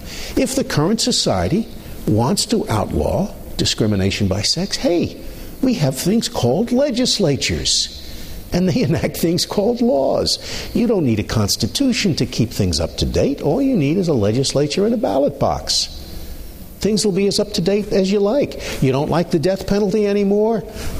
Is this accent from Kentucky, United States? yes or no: no; New York, United States; Ever since I was a little kid growing up in New York, you'd see political posters on the telephone poles.